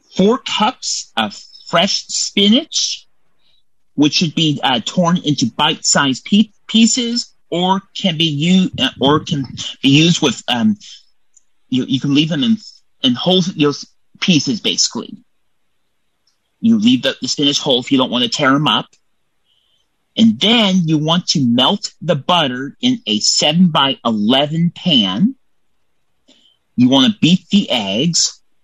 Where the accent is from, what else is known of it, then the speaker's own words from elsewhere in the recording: Templeton, California, United States; Templeton, California is where I'm from